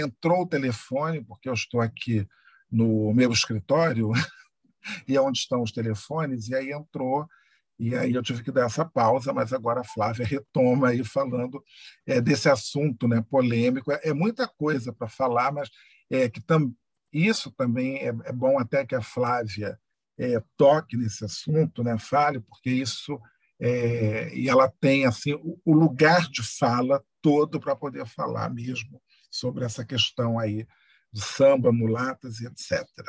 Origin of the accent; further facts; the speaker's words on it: Rio de Janeiro, Brazil; Eu, como bom carioca